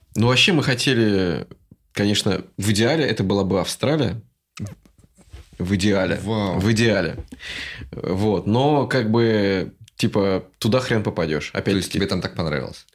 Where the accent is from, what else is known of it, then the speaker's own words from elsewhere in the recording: Russia; moved away; Мы такие из России